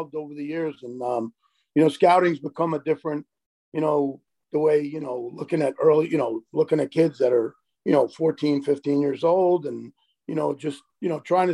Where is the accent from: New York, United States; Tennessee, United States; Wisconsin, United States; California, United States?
New York, United States; New York City; My parents were both born in Italy, and you know, I grew up in the Bronx